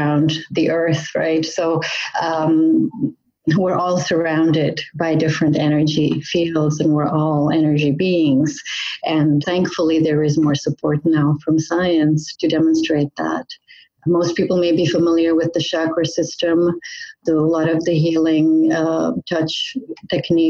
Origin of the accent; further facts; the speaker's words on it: Czechia; now in Canada; I was actually born in the Czech Republic, but I came to Canada in the 80s